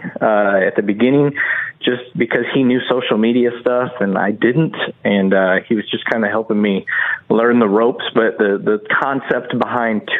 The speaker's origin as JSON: {"language": "English", "town": "Flint", "region": "Michigan", "country": "United States", "tie": "born or raised there", "said": "as a kid growing up in Flint"}